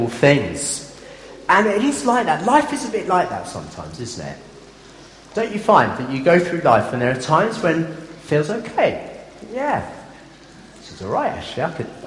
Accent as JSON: {"language": "English", "town": "Durban", "region": "KwaZulu-Natal", "country": "South Africa", "tie": "born or raised there", "moved": "yes", "said": "I grew up in South Africa in my early days, and we had a boat in Durban Harbour."}